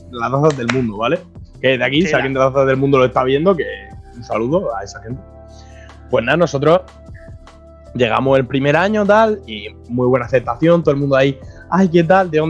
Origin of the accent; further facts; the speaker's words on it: Region of Murcia, Spain; soy de Murcia.